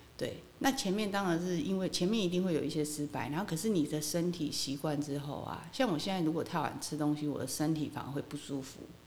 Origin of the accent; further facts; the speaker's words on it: Kinmen County, Taiwan; moved away; 因为我在那边土生土长嘛